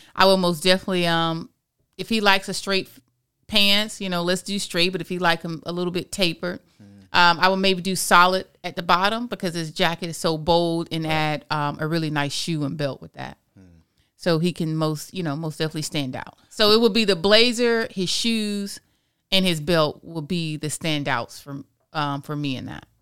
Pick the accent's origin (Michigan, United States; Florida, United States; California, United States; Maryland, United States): Florida, United States; I'm born and raised in Florida. So I can I can speak from being a true Floridian.